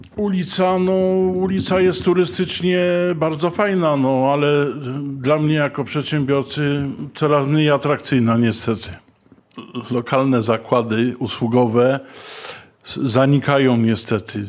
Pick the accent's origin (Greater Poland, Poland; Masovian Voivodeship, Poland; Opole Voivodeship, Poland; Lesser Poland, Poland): Lesser Poland, Poland; Kraków; urodziłem się i wychowałem na ulicy Ditla